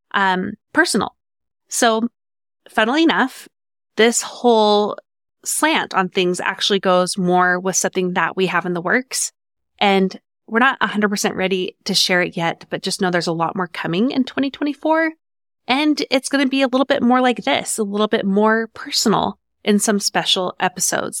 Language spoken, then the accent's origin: English; Farmington, Utah, United States; I grew up in Farmington, Utah. I moved into my house at six months old and stayed there until I was 18